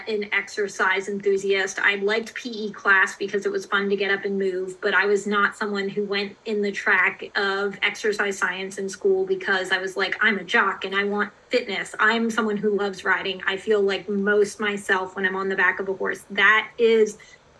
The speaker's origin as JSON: {"language": "English", "area": "McLean to Loudoun County", "region": "Virginia", "country": "United States", "tie": "born or raised there", "said": "we moved from McLean to Loudoun County"}